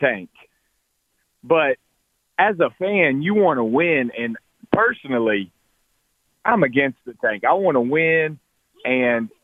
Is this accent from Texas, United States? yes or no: no; North Carolina, United States; now in Birmingham, United States; coming from Birmingham, I'm from North Carolina